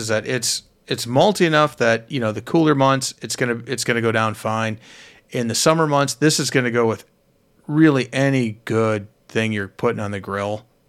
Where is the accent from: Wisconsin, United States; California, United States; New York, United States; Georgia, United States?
Wisconsin, United States; We're from Wisconsin.